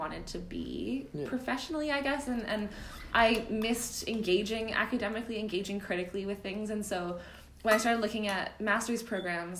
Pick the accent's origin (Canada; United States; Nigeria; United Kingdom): Canada; Vancouver, British Columbia; moved away as an adult; also born or lived in Ottawa; now in Melbourne, Australia; I am from Canada. I'm from Vancouver, but I did my undergrad in international development